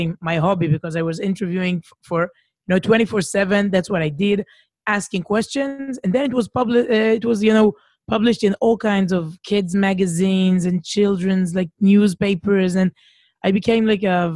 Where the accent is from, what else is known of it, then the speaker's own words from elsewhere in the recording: Herzliya, Tel Aviv District, Israel; now in Jerusalem, Israel; I was brought up here in Israel, but not in Jerusalem, in a city called Herzliya